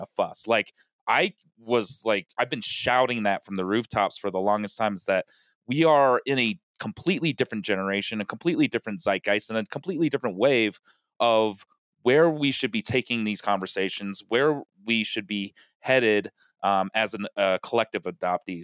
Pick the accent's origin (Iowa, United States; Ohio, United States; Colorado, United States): Colorado, United States; now in Los Angeles, United States; Rockies, like, I, I grew up watching them. They're, they're my hometown team